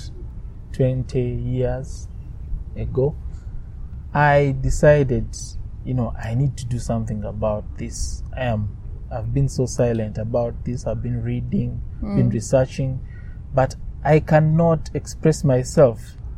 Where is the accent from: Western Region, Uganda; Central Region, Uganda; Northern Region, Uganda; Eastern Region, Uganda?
Western Region, Uganda; Mbarara; I was born in Mbarara. Mbarara is a part in western Uganda. And just like many parts of Uganda, it's religious. So I was brought up in a very religious home